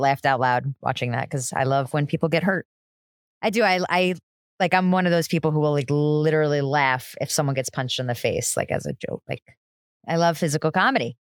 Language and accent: English; New Jersey, United States; I'm from New Jersey